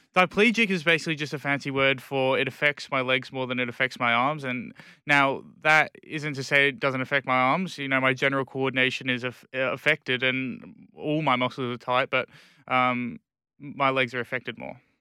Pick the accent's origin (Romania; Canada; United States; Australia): Australia; Perth, Western Australia; born or raised there; also born or lived in England